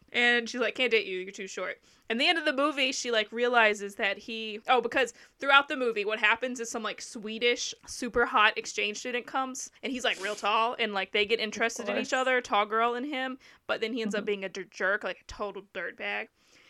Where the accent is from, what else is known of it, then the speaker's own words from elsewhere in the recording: Southern United States, United States; I also like The Walking Dead because I'm from the South, and they're set in Atlanta, which is not near where I'm from